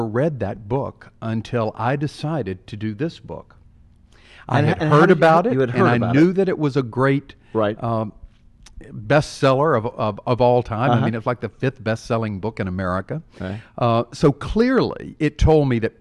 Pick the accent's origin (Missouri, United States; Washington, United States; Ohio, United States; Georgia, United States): Georgia, United States; Carrollton; my hometown of Carrollton, Georgia